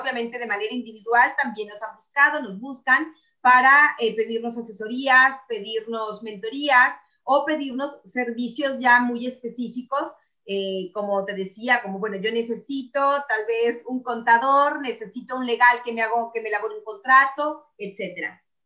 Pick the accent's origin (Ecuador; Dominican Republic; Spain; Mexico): Mexico; now in Italy; yo en mi país